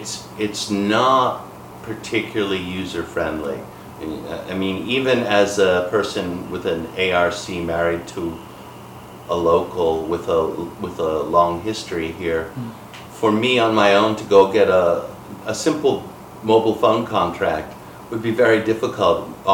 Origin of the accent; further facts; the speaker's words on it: Boston, Massachusetts, United States; moved away as an adult; now in Kaohsiung, Taiwan; my hometown area, Boston